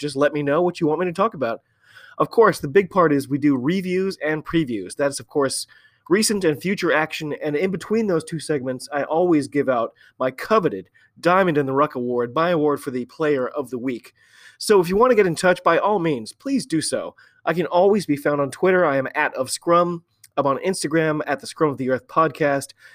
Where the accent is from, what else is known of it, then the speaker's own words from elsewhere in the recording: United States; I'm an American